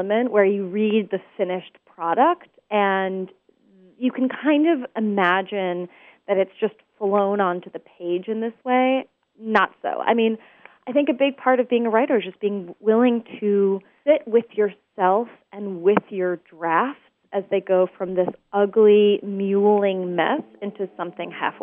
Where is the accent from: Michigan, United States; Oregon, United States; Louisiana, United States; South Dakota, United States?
Oregon, United States; Portland; So I grew up in Portland, Oregon